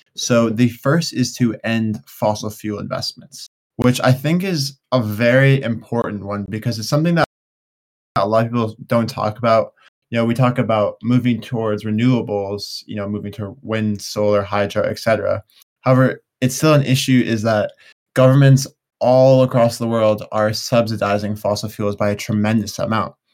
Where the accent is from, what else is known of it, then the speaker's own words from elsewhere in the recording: United States; I'm obviously from the United States